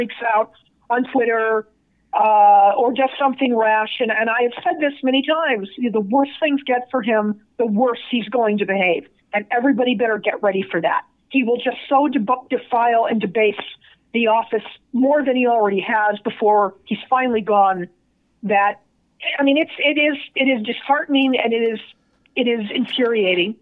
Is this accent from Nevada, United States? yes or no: yes; Las Vegas, Nevada, United States; I'm from Vegas